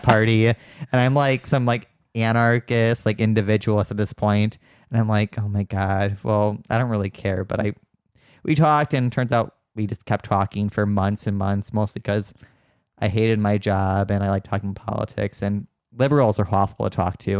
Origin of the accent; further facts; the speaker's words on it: Wisconsin, United States; moved away as an adult; also born or lived in San Francisco Bay Area; now in San Francisco, United States; Wisconsin, which is where I'm from